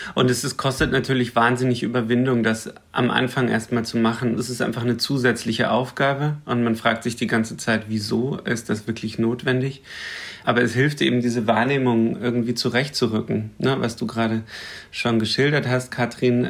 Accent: Lower Bavaria, Germany; now in Berlin, Germany; bei mir im Dorf in Niederbayern, wo ich herkomme

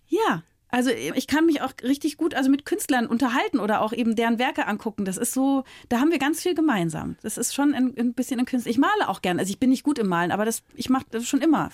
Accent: Berlin, Germany; also born or lived in Frankfurt; Ich komme ja aus Berlin

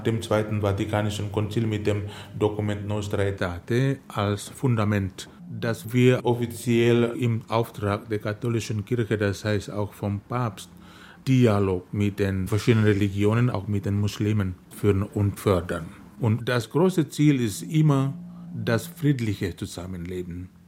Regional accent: Indonesia; moved away; in meiner Heimat Indonesien

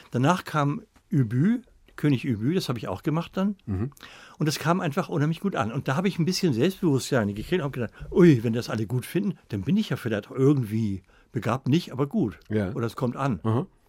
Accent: Northern Germany, Germany; also born or lived in Hamburg / Cologne; ich bin auch ein Norddeutscher

